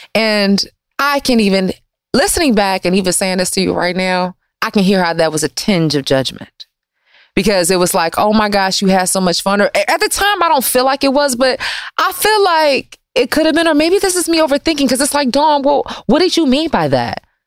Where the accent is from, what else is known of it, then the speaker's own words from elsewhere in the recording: Detroit, Michigan, United States; moved away as an adult; also born or lived in Washington, D.C. / New York; I'm from Michigan too